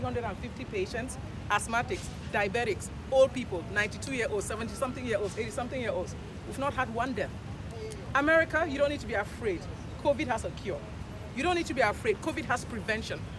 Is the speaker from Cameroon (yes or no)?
yes; Cameroon; moved away as an adult; also born or lived in Nigeria; now in Houston, United States; I'm, I'm from Cameroon originally, and I went to medical school in Nigeria